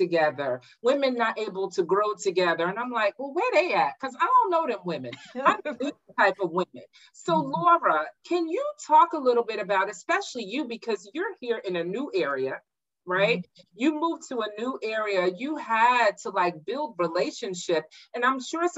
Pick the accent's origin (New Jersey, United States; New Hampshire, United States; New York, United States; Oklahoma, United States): New York, United States; moved away as an adult; now in Maryland, United States; I grew up in New York where there are no HBCUs